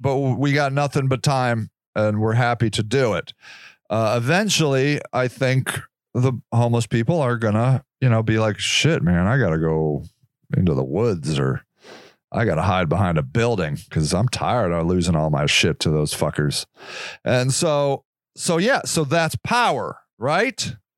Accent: United States; I am an American born, American raised human being

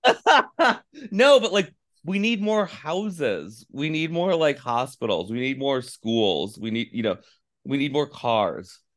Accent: Finger Lakes, upstate New York, United States; moved away as an adult; also born or lived in Alaska; now in California, United States; I grew up in the Finger Lakes

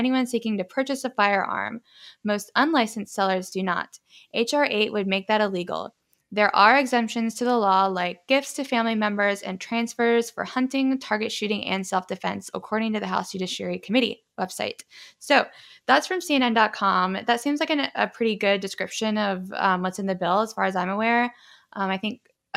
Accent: the South, United States; I'm from the South

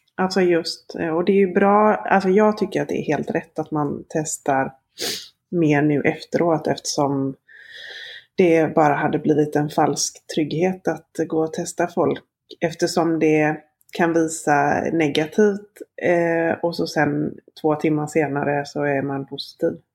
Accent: Gothenburg, Västra Götaland, Sweden; jag är från Göteborg

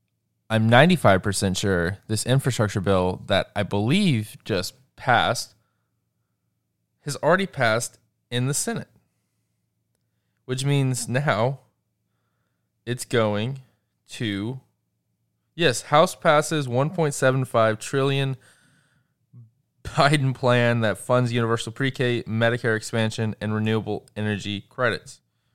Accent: Georgia, United States; the state of Georgia, my home state.

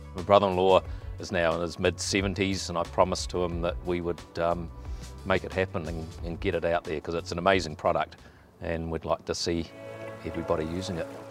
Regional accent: New Zealand; as a Kiwi

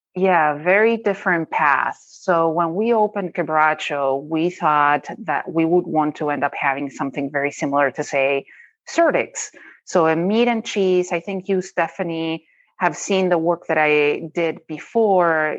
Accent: Rosario, Santa Fe, Argentina; moved away as an adult; also born or lived in Colorado; now in Minnesota, United States; I grew up in a city called Rosario in Argentina

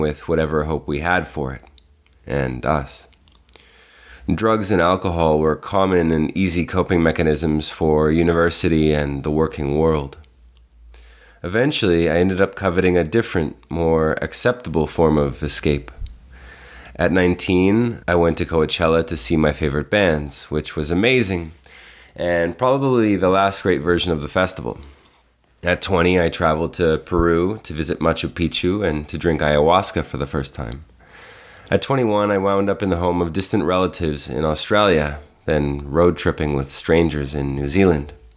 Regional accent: Toronto, Ontario, Canada; I was born and raised in Toronto, Canada

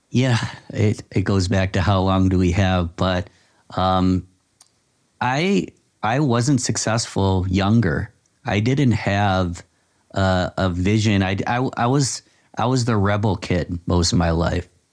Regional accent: Rochester, New York, United States; my hometown of Rochester, New York

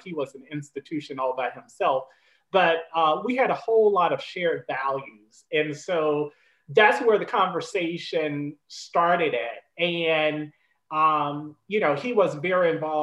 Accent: Tallahassee, Florida, United States; moved away as an adult; also born or lived in Vermont / Illinois; now in North Carolina, United States; But I'm a native of Florida, so I'm a Southerner. I grew up all my life in Tallahassee, Florida

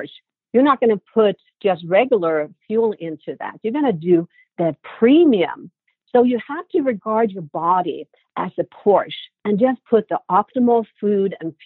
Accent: Sweden; moved away; growing up in Sweden, in my family, we all have a very sweet tooth

